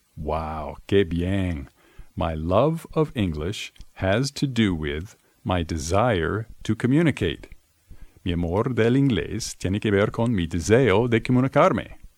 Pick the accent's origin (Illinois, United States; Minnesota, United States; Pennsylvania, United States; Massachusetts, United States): Massachusetts, United States; Boston; I'm from the United States, the city of Boston, to be exact.